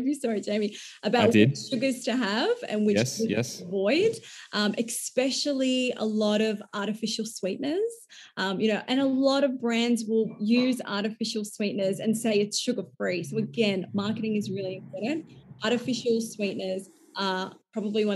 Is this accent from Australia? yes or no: yes; Melbourne, Victoria, Australia; growing up in Melbourne, there's a lot of fast food and drinking culture